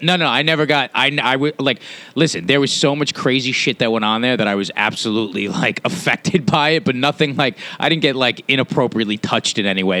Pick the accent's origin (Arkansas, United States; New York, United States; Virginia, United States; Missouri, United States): New York, United States; New York City; also born or lived in Los Angeles; I'm from this island, man. I was born in New York on this island, moved out to Queens, and lived back and forth between Manhattan and the Manhattan and Queens up until I was uh, a teenager.